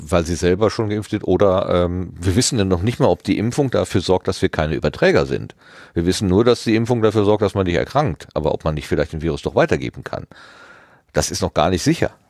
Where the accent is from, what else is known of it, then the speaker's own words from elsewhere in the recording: East Germany, Germany; now in West Germany, Germany; Wir sind beide knapp vor der Wende und dem World Wide Web geboren, in einem neuen Deutschland aufgewachsen und im Westen gelandet.